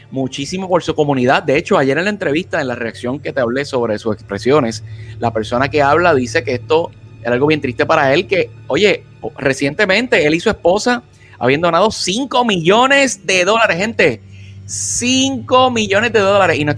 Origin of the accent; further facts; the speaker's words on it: United States; yo reconozco que a nosotros como norteamericanos, eh, incluyéndome a mí mismo, no hemos hecho lo suficiente para luchar por esa igualdad